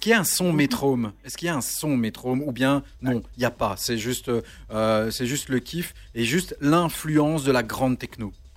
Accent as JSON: {"language": "French", "town": "Charleroi", "region": "Wallonia", "country": "Belgium", "said": "on est de Charleroi tous les trois."}